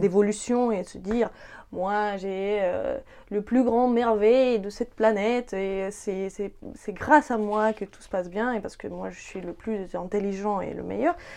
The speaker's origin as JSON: {"language": "French", "town": "Dnipro", "region": "Dnipropetrovsk Oblast", "country": "Ukraine", "tie": "born or raised there", "moved": "yes", "said": "mon enfance et de, de, mes origines. Hein, parce que je viens d'une ville industrielle ukrainienne qui s'appelle Dnipropetrovsk"}